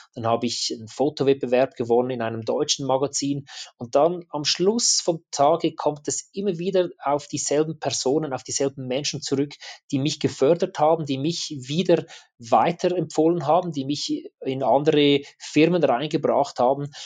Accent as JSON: {"language": "German", "region": "apprenticeship in the canton of Zug", "country": "Switzerland", "said": "ich als Schweizer"}